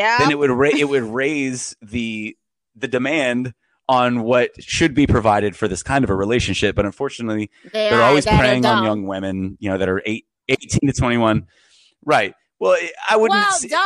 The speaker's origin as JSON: {"language": "English", "region": "Florida", "country": "United States", "tie": "born or raised there", "said": "fifth generation Floridian"}